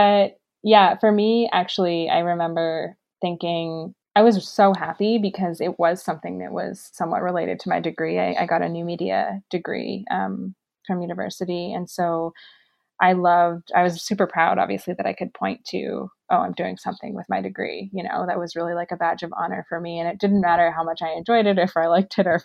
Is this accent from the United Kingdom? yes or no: no; Kitchener, Ontario, Canada; a job at a restaurant group in my hometown of Kitchener-Waterloo